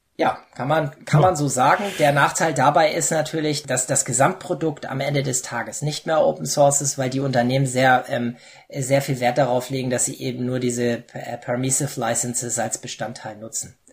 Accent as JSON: {"language": "German", "region": "Hamburg", "country": "Germany", "moved": "as an adult", "lives_now": "Saxony-Anhalt, Germany", "said": "ich komme ja aus Hamburg, was man vielleicht meiner Sprache hört"}